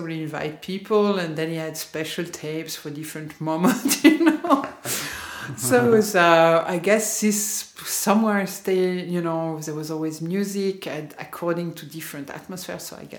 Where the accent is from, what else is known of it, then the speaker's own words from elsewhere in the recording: Lausanne, Vaud, Switzerland; born there; also born or lived in Geneva / London; Like, I was born in Lausanne.